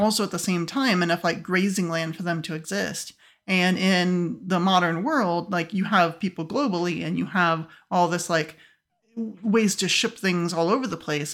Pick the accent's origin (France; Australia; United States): United States; as an American, uh, I'm used to eating beef all the time